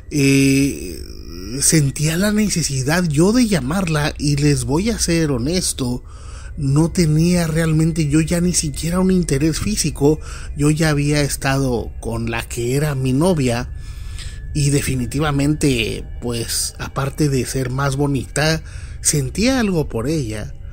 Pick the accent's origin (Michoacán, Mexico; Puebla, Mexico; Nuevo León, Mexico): Nuevo León, Mexico; Monterrey; now in Nuevo Laredo, Mexico; Cuando yo llegué, eh, vengo de la ciudad de Monterrey, Nuevo León, llegué a estudiar una carrera que solo se ofrecía en Nuevo Laredo.